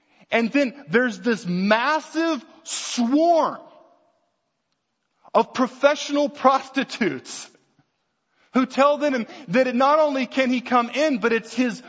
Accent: right outside New Orleans, Louisiana, United States; I grew up right outside New Orleans

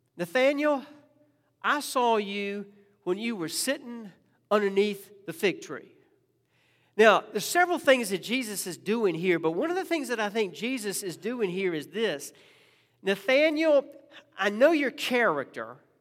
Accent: Richmond, Virginia, United States; when I was growing up in Richmond

